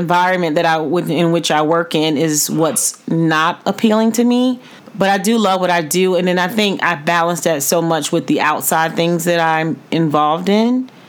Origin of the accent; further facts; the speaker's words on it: Florida, United States; the FLA, you know, that's my home area